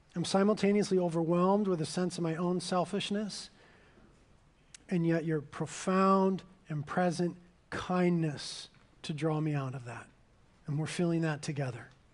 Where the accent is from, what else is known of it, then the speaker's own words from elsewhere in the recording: Carpinteria, California, United States; I was born and raised in Carpinteria